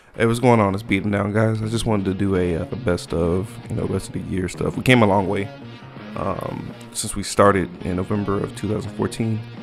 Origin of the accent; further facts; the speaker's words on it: Texas, United States; I'm from Texas